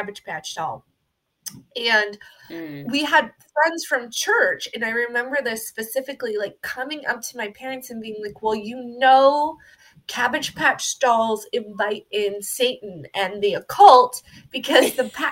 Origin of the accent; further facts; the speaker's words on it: Texas, United States; now in Iowa, United States; I grew up in Texas